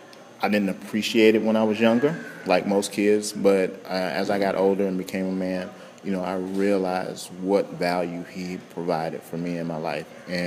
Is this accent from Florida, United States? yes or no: yes; Central Florida, United States; I'm from Central Florida